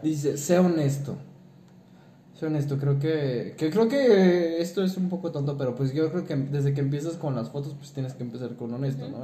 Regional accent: Mexico; somos mexicanos

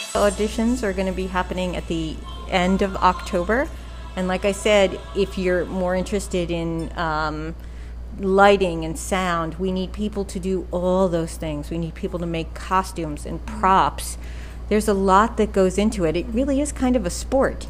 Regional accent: New York, United States; accent: New York; I was from New York

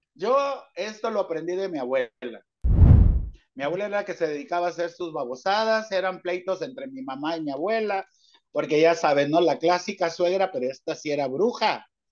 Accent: Mazatlán, Sinaloa, Mexico; now in Kansas, United States; Yo nací en Mazatlán, Sinaloa

